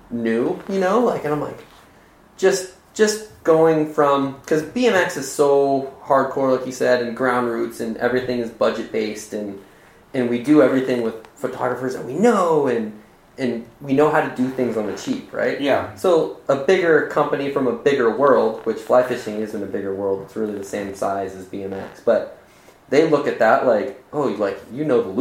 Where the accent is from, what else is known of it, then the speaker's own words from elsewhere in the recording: Arizona, United States; Like growing up in Arizona, like Arizona, like I couldn't have dreamt of a better place to grow up for that instance.